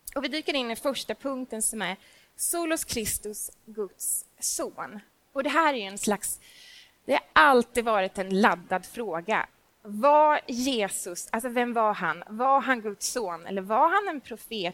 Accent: Småland, Sweden; jag är nämligen från Småland

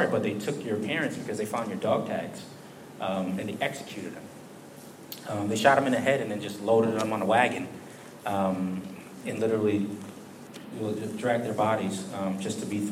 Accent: Bridgeport, Connecticut, United States; moved away as an adult; also born or lived in Philippines; now in Boston, United States; I am originally from Connecticut, Bridgeport, Connecticut, Southern Connecticut. Moved up to Boston about 6 years ago

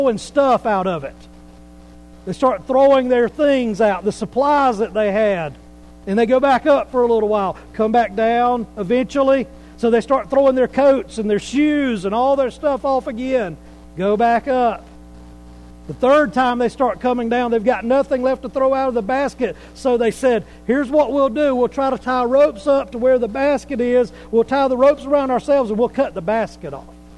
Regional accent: Pickens County, South Carolina, United States; I'm from South Carolina. Been in Pickens County most of my life

